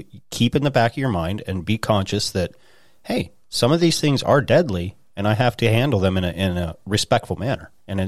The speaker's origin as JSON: {"language": "English", "region": "Idaho", "country": "United States", "tie": "born or raised there", "lives_now": "Pennsylvania, United States", "said": "I've been in the woods since I was a little kid, you know, growing up in Idaho and moving out here."}